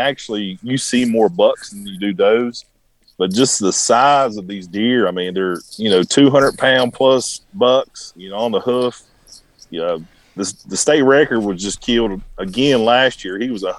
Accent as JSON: {"language": "English", "region": "Southern West Virginia", "country": "United States", "tie": "born or raised there", "said": "I've got it so good here in Southern West Virginia. There's nowhere else in the country I can go and have an opportunity to kill deer just as big like I do right here in my home state."}